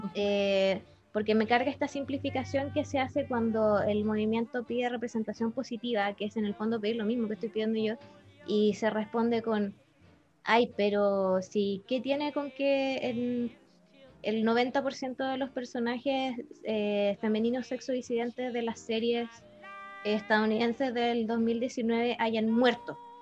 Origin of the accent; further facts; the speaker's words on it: Chile; tengo mi identidad como chilena, Por vivir aquí